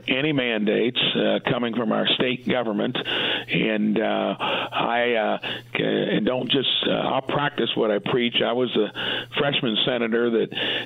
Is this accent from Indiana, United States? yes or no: yes; Indiana, United States; I'm in my hometown, sitting in my office